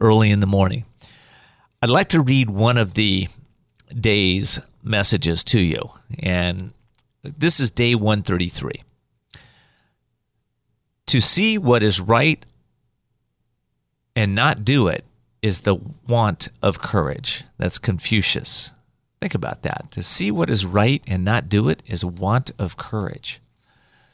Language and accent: English; Whittier, California, United States; I grew up in Whittier, California